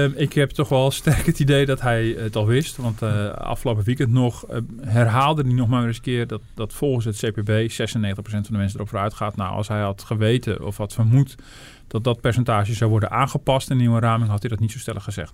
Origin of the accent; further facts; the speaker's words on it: Netherlands; we als, als Hollanders